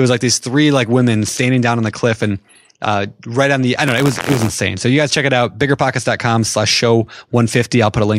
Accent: Minnesota, United States; Like, because I'm from Minnesota, and so everything's yeah.

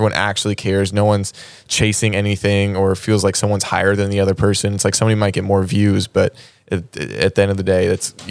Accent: Georgia, United States; now in Los Angeles, United States; I'm from Georgia.

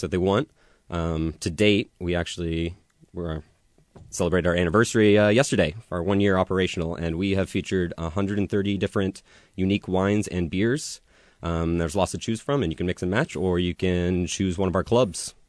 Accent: Woodinville, Washington, United States; I'm from Woodinville, born and raised.

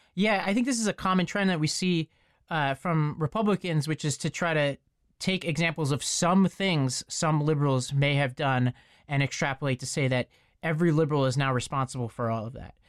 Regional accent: New York, United States; I come from New York. I, I live in New York most of the time

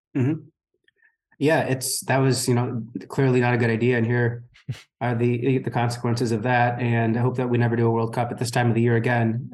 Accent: United States; as an American

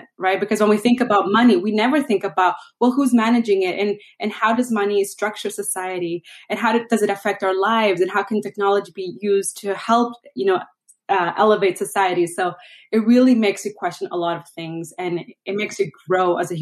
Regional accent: Venezuela; moved away; I'm originally from Venezuela

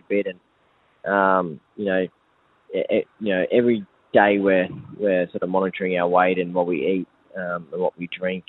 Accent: Victoria, Australia; also born or lived in New South Wales; now in Brisbane, Australia; I grew up in Victoria

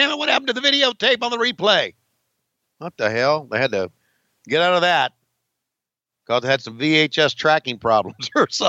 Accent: Chicago, Illinois, United States; Let me tell you something. I'm from Chicago, Illinois. You know where Chicago, Illinois is?

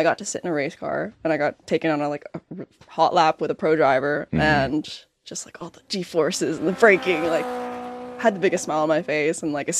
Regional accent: Toronto, Ontario, Canada; born or raised there

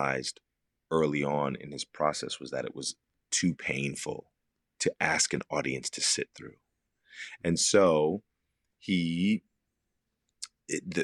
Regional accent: Philadelphia, Pennsylvania, United States; moved away; I grew up in Philadelphia, which is just a couple of hours away

